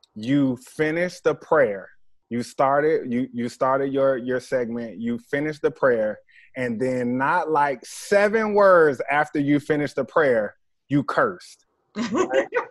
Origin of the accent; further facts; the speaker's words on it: Jacksonville, Florida, United States; I'm originally from Jacksonville